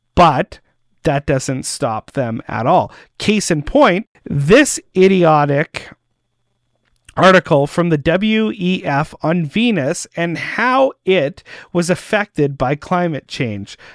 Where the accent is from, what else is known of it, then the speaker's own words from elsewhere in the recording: Winnipeg, Manitoba, Canada; I'm from Winnipeg